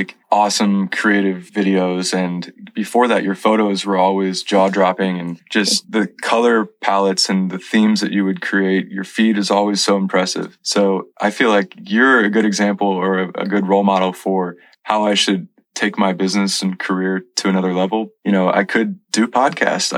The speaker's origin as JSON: {"language": "English", "region": "Missouri", "country": "United States", "tie": "born or raised there", "moved": "as an adult", "lives_now": "California, United States", "said": "My profile says Missouri raised, California amazed"}